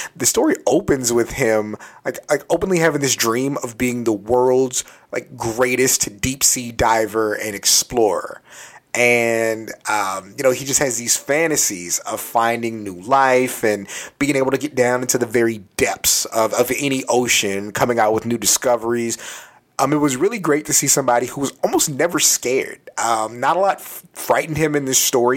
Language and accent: English; San Antonio, Texas, United States; I'm from San Antonio, Texas. And when you're from San Antonio and you want to make a little money, you typically start working at three different places